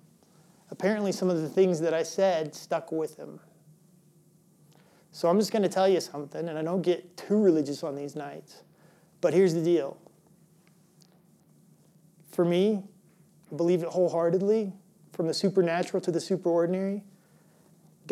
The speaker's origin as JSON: {"language": "English", "region": "Illinois", "country": "United States", "tie": "born or raised there", "also_born_or_lived": "Colorado", "moved": "yes", "said": "I grew up in Illinois."}